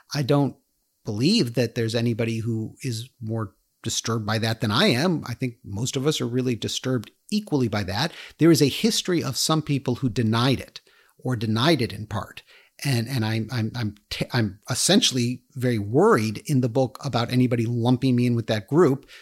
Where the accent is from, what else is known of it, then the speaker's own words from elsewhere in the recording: United States; because I live in America, because I grew up in America